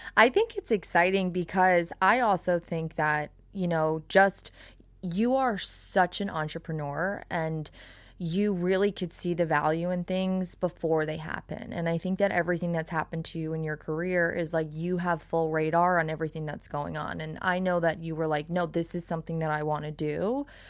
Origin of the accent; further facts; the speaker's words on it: Long Island, New York, United States; now in South Florida, United States; I'm from Long Island.